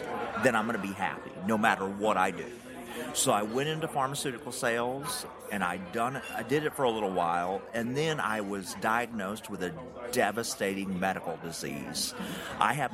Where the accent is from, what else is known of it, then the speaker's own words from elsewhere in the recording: United States; accent: Tennessee, Georgia mixture; country; As you can tell by my accent, I'm country